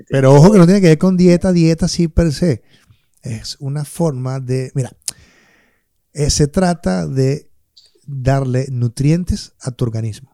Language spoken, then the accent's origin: Spanish; Maracay, Aragua, Venezuela; moved away; yo que vengo de Maracay